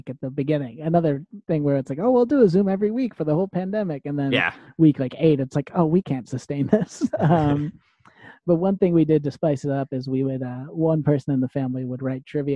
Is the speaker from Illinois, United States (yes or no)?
yes; Wilmette, Illinois, United States; moved away as an adult; now in New York, United States; I grew up in the suburbs of Chicago. I grew up in Wilmette, which is on the North Shore